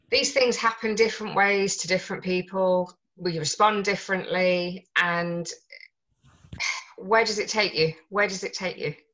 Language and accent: English; Yorkshire and the Humber, United Kingdom; We're from Yorkshire, so we're quite close.